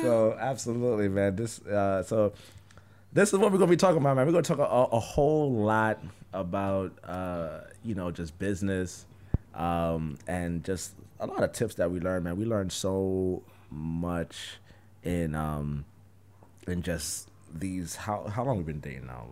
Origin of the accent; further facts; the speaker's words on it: New York, United States; I'm from New York